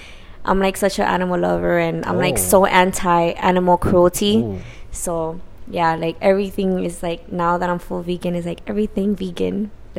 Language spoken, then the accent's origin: English; Miami, Florida, United States; Born and raised in Miami, county of Dade.